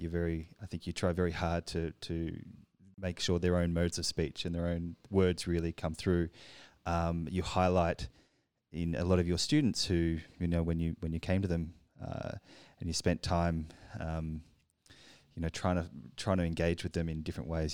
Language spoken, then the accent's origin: English; Australia; now in Paris, France; I'm from Australia